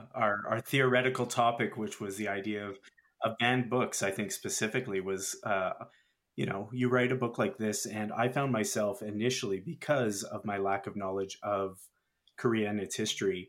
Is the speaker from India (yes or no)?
no; Canada; we're from Canada